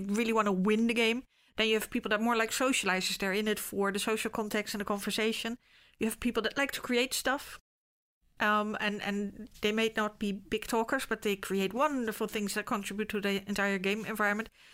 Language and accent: English; The Hague, South Holland, Netherlands; I was born in Scheveningen.